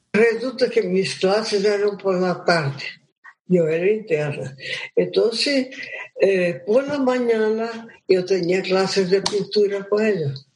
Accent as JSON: {"language": "Spanish", "town": "Maués", "region": "Amazonas", "country": "Brazil", "tie": "born or raised there", "also_born_or_lived": "Colombia", "second_language": "Spanish", "moved": "yes", "said": "mi abuela tuvo 12 hijos entonces yo nací en ese mundo inmenso, extraordinario, de cielo, agua y seda"}